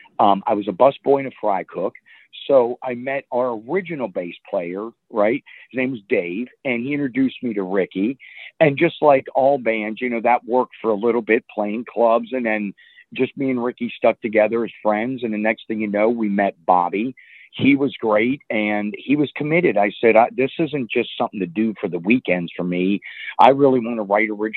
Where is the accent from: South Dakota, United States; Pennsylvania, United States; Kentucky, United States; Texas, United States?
Pennsylvania, United States; Butler; also born or lived in Virginia / Mechanicsburg, Pennsylvania; I grew up in Butler, Pennsylvania